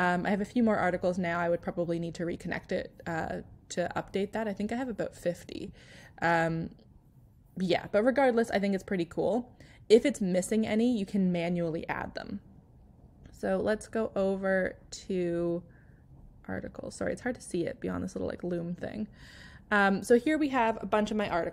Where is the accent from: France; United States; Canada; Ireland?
Canada; I naturally write Canadian or British English because I'm Canadian